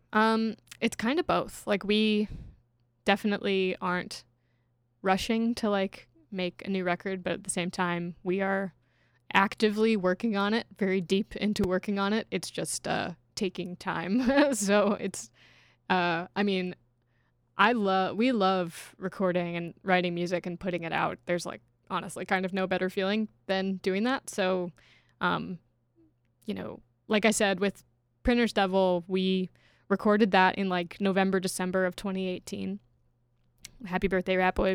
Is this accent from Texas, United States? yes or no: no; Kentucky, United States; moved away as an adult; now in Chicago, United States; I, I grew up in Kentucky without any major sports teams